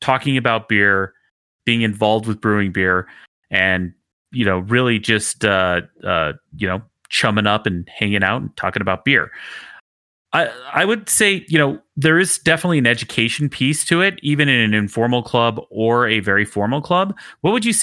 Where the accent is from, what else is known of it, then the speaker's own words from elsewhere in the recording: Utah, United States; moved away; I grew up in Utah